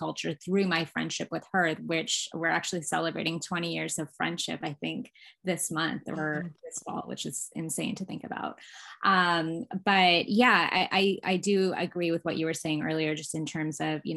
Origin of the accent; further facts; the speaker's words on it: Vancouver, British Columbia, Canada; also born or lived in Toronto; The area that I grew up on in the west side of Vancouver was predominantly Hong Kong Chinese and Jewish